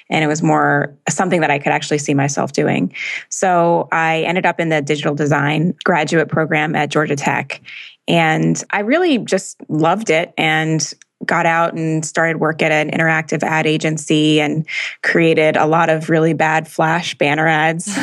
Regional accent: Jamaica; born there; my whole family's from Jamaica, and I was born in Jamaica.

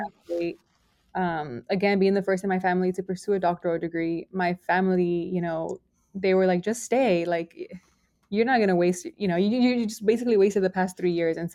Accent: Los Angeles, California, United States; I was raised in Boyle Heights, Los Angeles

